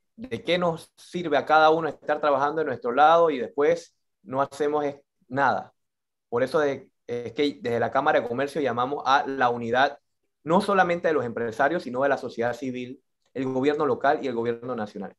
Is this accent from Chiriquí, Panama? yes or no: no; Colón, Panama; nosotros como panameños, como colonenses